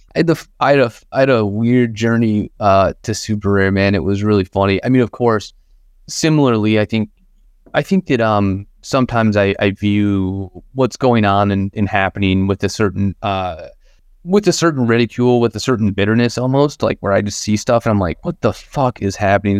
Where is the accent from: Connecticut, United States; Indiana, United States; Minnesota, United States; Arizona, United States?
Indiana, United States; Northern; growing up in Indiana, we didn't have a, we didn't have a fucking art museum.